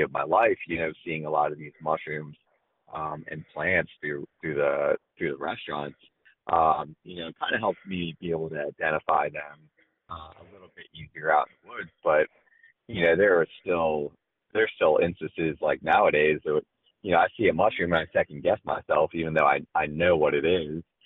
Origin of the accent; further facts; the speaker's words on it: Florida, United States; moved away as an adult; also born or lived in South Carolina; I grew up down in Florida